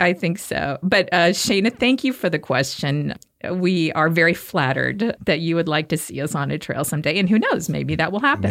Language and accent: English; Kansas, United States; we're from Kansas